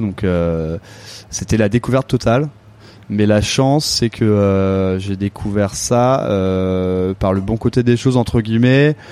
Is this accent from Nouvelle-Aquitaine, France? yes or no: no; Avon, Île-de-France, France; also born or lived in Paris; J'ai grandi en Seine-et-Marne, à Avon, donc dans le sud de la, dans le sud de la Seine-et-Marne